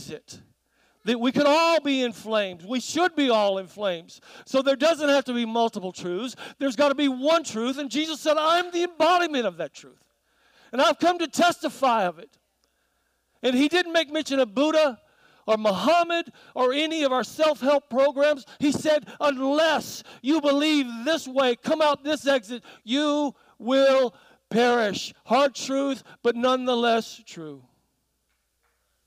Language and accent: English; South Carolina, United States; moved away; also born or lived in New Zealand; growing up in South Carolina